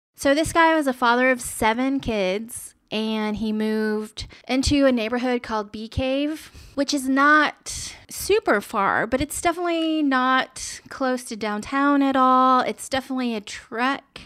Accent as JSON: {"language": "English", "town": "Austin", "region": "Texas", "country": "United States", "said": "I'm from Austin"}